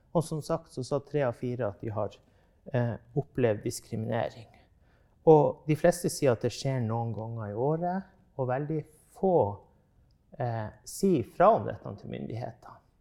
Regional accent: Norway; now in Tromsø, Norway; det området jeg vokste opp i, i på Hinnøya, der vi drev med reindrift

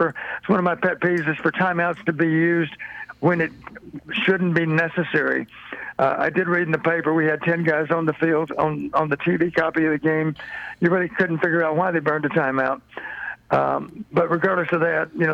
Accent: Blooming Grove, Texas, United States; I was from Blooming Grove

